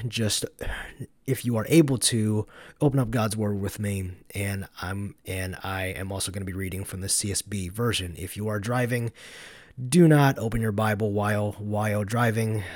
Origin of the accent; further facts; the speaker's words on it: Georgia, United States; now in Madison, Wisconsin, United States; I'm from Georgia.